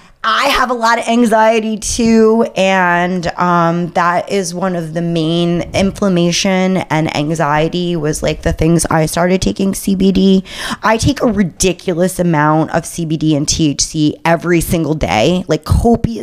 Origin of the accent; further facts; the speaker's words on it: New York City, New York, United States; my hometown of New York City